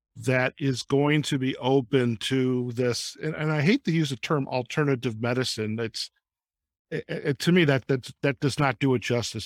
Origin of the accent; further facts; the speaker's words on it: Detroit, Michigan, United States; I grew up in Detroit